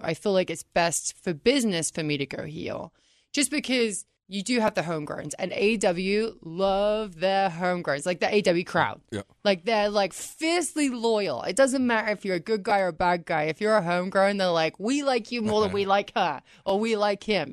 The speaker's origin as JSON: {"language": "English", "region": "England", "country": "United Kingdom", "moved": "yes", "said": "I'm from England"}